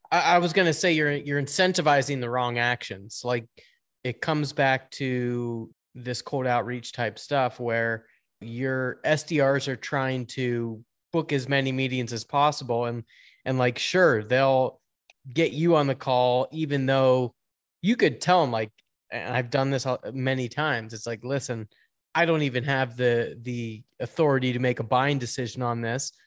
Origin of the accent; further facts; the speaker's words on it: Pittsburgh, Pennsylvania, United States; I come from Pittsburgh